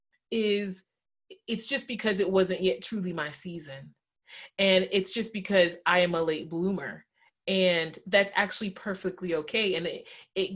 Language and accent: English; the South, United States; And I was raised in the South